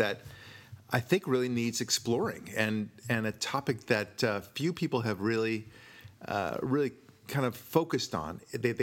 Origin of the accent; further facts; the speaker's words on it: United States; also born or lived in Israel; I'm proud of being an American